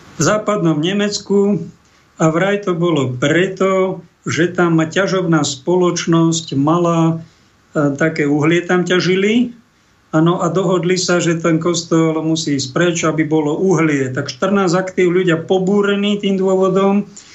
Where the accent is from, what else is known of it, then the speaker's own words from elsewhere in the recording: Koš, Trenčín Region, Slovakia; V Koši, pri Prievidzi, odkiaľ pochádzam